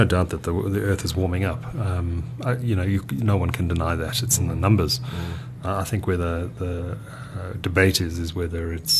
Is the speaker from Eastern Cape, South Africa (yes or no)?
no; Durban, KwaZulu-Natal, South Africa; I grew up in Durban